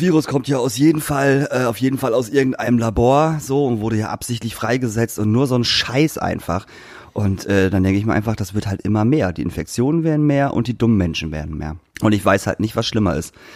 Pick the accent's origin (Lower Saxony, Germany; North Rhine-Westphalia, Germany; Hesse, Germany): Lower Saxony, Germany; Lingen; in Lingen, meiner Heimatstadt